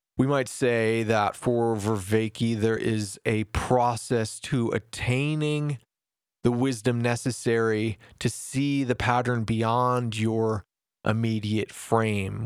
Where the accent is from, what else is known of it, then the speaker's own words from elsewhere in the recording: United States; As an American